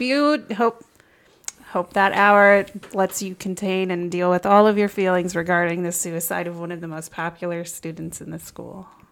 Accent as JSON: {"language": "English", "region": "Nebraska", "country": "United States", "tie": "born or raised there", "said": "growing up in Nebraska"}